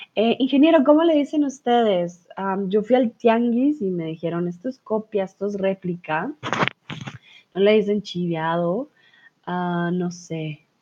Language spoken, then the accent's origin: Spanish; Colombia; soy de Colombia